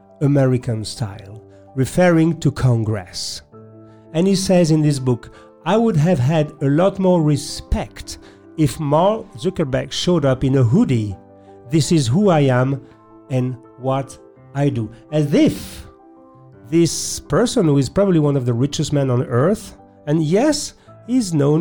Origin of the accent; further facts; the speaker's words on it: France; accent: French; English is a second language; my French accent